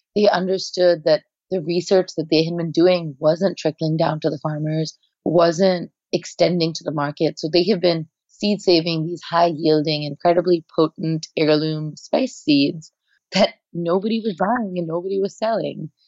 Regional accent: India; moved away as an adult; now in United States; I am Indian at my core. I'm not Indian American.

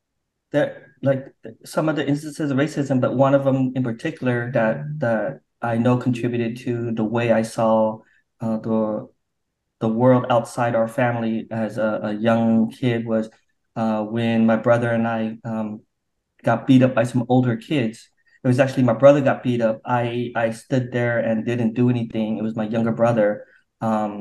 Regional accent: Provo, Utah, United States; also born or lived in Vietnam; now in Orange County, United States; I grew up in Provo, Utah

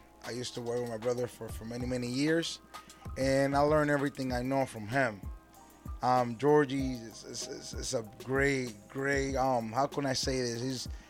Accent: Norwalk, Connecticut, United States; I come from Norwalk, Connecticut. Drove all the way over here to spend time with you guys.

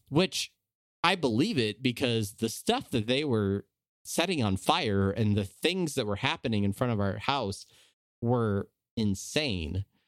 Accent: San Diego, California, United States; moved away as an adult; now in Omaha, United States; I grew up in Southern California. I grew up in, uh, San Diego

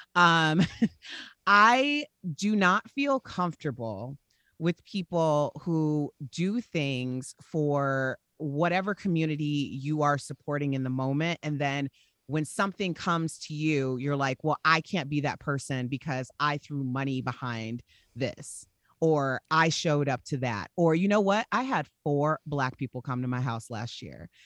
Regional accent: Chicago, Illinois, United States; we're from Chicago.

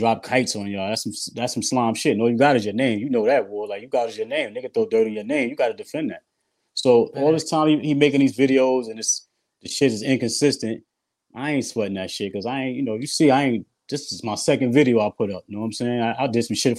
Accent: New York City, New York, United States; I'm from Queens. From Jamaica, Queens

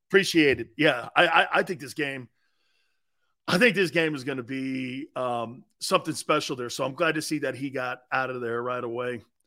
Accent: Connecticut, United States; also born or lived in New York area; I'm a New England kid, I'm from Connecticut

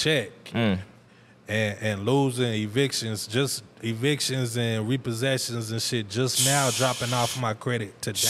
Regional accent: Tulsa, Oklahoma, United States; born or raised there

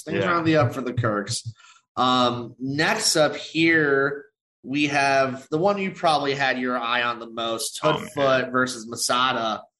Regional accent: Texas, United States; I'll go take a booking in my home state of Texas.

